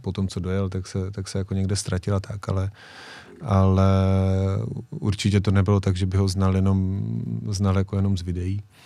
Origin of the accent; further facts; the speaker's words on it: Czechia; jsem z Česka